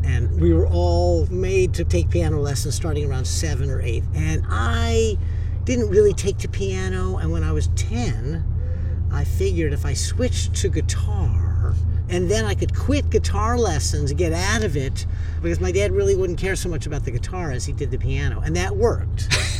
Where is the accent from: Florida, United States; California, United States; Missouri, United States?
California, United States; Southern; moved away as an adult; also born or lived in Hoboken, New Jersey; now in Millburn, United States; I grew up in Southern California, and I went east to college.